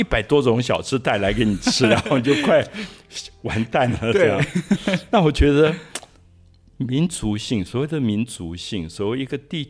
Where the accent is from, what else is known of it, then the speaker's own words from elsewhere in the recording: Taiwan; also born or lived in France; 我自己觉得跟我在岛屿长大有关